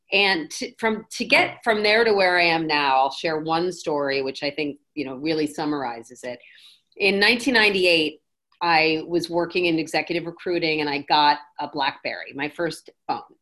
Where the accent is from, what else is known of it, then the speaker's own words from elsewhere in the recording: Milford, Connecticut, United States; Connecticut. We did it in Milford, oh. Connecticut.